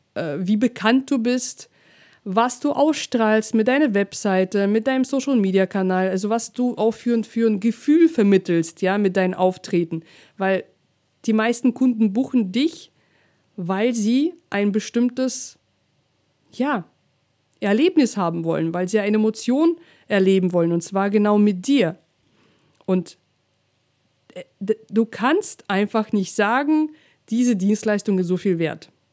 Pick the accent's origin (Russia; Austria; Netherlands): Russia; German is a second language; now in Germany; bin ich noch in Russland aufgewachsen, dann habe ich noch meinen Akzent ähm, damals ja noch ein bisschen stärker gehabt